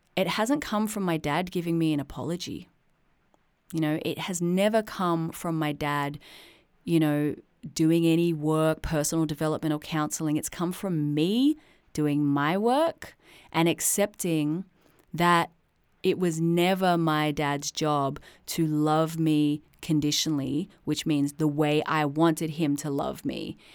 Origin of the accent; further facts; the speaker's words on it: Sydney, New South Wales, Australia; I was born in Sydney, Australia in nineteen eighty-three